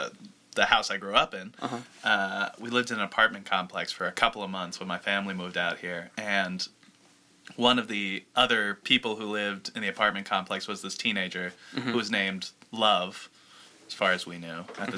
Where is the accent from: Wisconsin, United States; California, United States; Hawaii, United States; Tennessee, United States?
California, United States; Los Angeles; also born or lived in Connecticut; I'm actually from right here in Los Angeles, North Hollywood. Grew up down the street, literally, Magnolia Boulevard here. Ever since I was like 3 years old, I've been living out here.